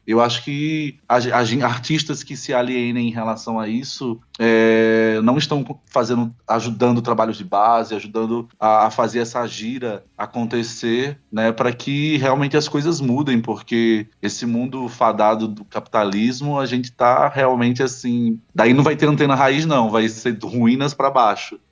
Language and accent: Portuguese; Natal, Rio Grande do Norte, Brazil; moved away; de mim, que veio do território que é o Rio Grande do Norte